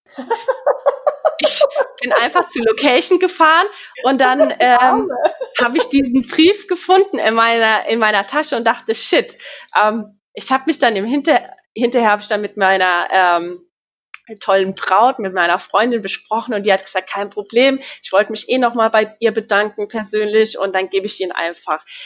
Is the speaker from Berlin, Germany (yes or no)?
no; Ebertsheim, Rhineland-Palatinate, Germany; Ich bin 30 Jahre alt und komme aus Ebertsheim, aus der schönen Pfalz.